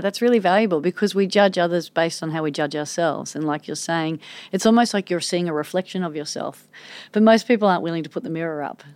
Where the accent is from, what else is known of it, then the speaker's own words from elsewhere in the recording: Manly, New South Wales, Australia; growing up in Manly